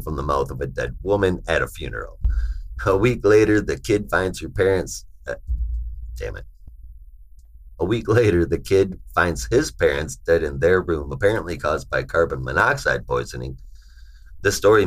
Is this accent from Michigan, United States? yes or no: yes; Michigan, United States; I grew up in Michigan, man, so I was right across the water from Canada